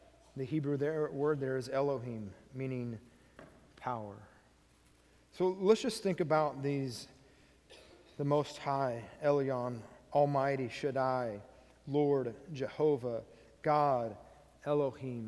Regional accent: United States; me as an American

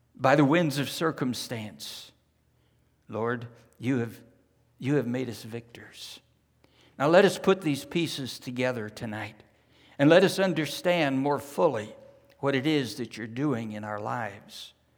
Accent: California, United States; moved away as an adult; also born or lived in New Zealand; Jan and I were raised in California

